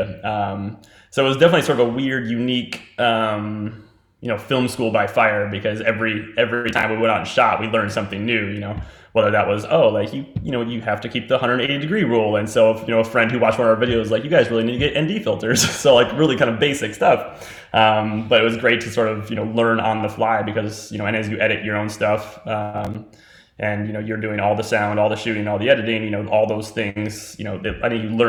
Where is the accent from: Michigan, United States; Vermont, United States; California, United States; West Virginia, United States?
West Virginia, United States; We're both West Virginia natives.